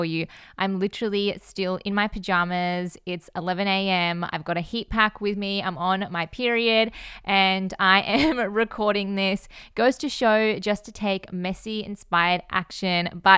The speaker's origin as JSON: {"language": "English", "town": "Melbourne", "region": "Victoria", "country": "Australia", "said": "I am 22 years old and I am from Melbourne, Australia"}